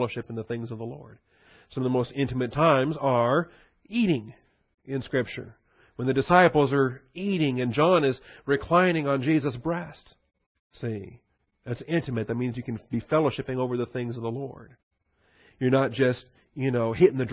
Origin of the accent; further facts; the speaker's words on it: Washington, United States; I grew up in Washington